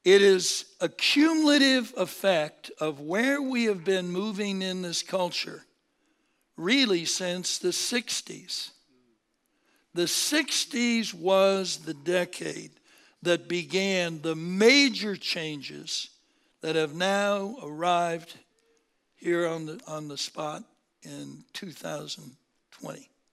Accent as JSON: {"language": "English", "town": "Seattle", "region": "Washington", "country": "United States", "tie": "born or raised there", "also_born_or_lived": "Berkeley, California", "moved": "as an adult", "said": "born and raised in Seattle, uh, came down to California"}